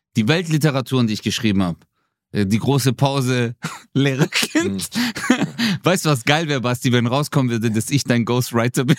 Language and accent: German; Swabia, Germany; ich bin Schwabe